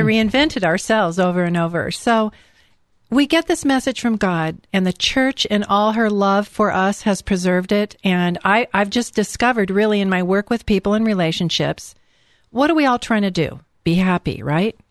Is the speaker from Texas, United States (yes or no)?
no; California, United States; I'm from California